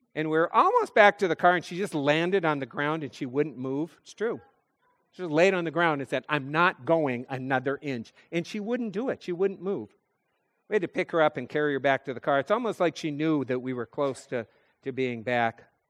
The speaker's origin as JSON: {"language": "English", "region": "North Dakota", "country": "United States", "tie": "born or raised there", "said": "I'm a kid from North Dakota"}